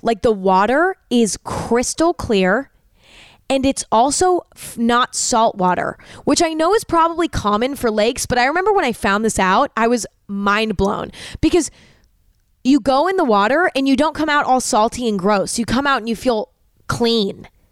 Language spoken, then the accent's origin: English; California, United States; growing up in California, um, Lake Tahoe was a very big vacation spot for a lot of the kids that went to school with me